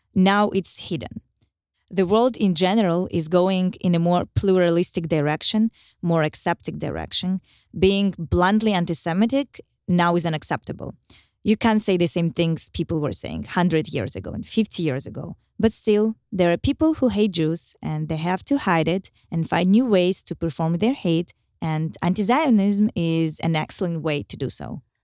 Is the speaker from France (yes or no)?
no; Moscow, Russia; I was born and raised in Moscow and attended university there